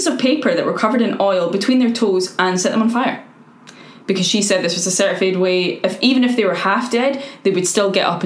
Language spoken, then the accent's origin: English; Scotland, United Kingdom; I'm white and from Scotland